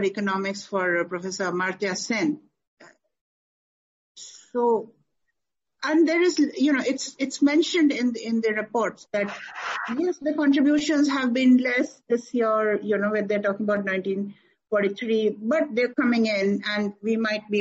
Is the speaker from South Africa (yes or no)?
no; India; as an Indian